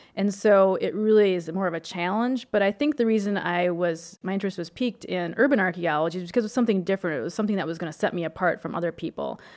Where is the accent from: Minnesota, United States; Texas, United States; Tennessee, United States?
Minnesota, United States; I grew up in Minnesota, and all of our driveways in the country are covered with limestone, gravel